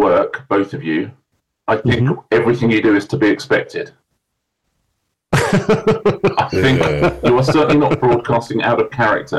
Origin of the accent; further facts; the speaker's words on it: Sussex, South East England, United Kingdom; also born or lived in West London; now in London, United Kingdom; because I'm from Sussex, maybe we'll move back to Sussex at some point.